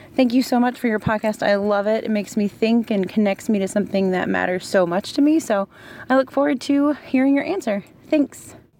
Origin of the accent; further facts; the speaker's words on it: Baltimore, Maryland, United States; moved away as an adult; now in Lincoln, United States; I am originally from Baltimore, Maryland, but I'm currently living in Lincoln, Nebraska